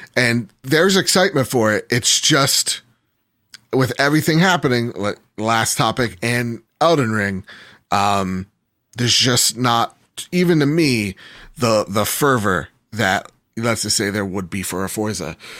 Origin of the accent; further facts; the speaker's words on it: United States; I'm American